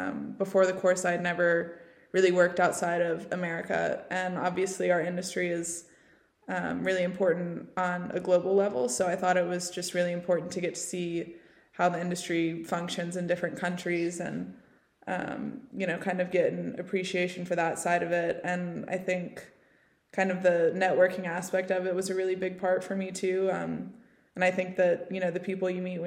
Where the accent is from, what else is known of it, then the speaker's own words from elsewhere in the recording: Tennessee, United States; moved away as an adult; also born or lived in Lexington, Kentucky; now in Ireland; So I'm from Tennessee originally, and I grew up riding horses